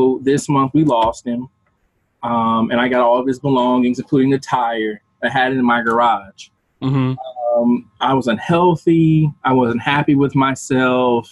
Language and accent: English; Evansville, Indiana, United States; born and raised in Evansville, Indiana